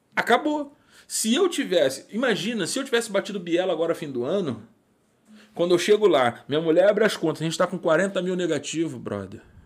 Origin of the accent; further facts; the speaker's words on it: Rio de Janeiro, Brazil; moved away; sou de Irajá, suburbano nato